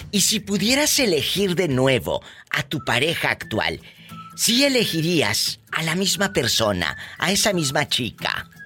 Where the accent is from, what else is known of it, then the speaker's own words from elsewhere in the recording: Tlaxcala, Mexico; now in New Jersey, United States; Del estado de Tlaxcala.